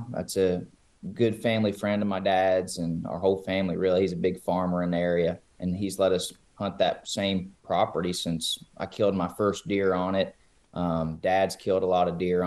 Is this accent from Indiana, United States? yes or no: yes; southeastern Indiana, United States; I'm from Indiana, southeastern Indiana